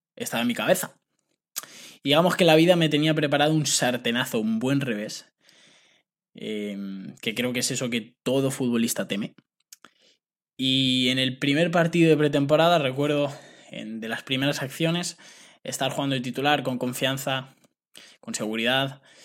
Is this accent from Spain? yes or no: yes; Spain; also born or lived in United States; firmé por una agencia que enviaba futbolistas de aquí de España becados a Estados Unidos